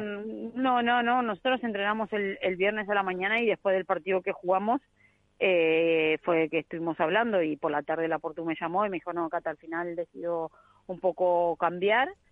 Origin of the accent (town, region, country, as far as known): Argentina